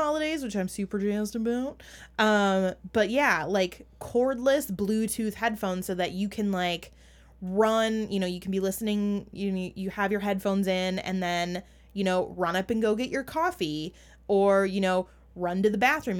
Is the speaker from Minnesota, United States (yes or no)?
yes; Minnesota, United States; accent: Minnesotan; my Minnesotan accent